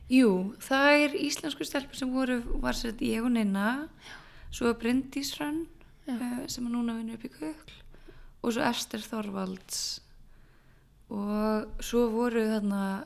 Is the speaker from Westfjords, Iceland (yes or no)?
no; Borgarnes, Western Region, Iceland; moved away as an adult; also born or lived in Reykjavík; ég flytt aftur upp í Borgarnærs, þaðan sem ég er frá